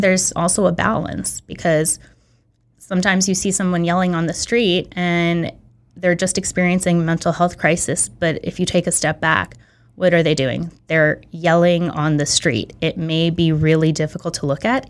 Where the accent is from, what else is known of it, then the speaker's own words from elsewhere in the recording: San Francisco, California, United States; moved away as an adult; also born or lived in Belarus; now in Santa Monica, United States; I grew up in San Francisco.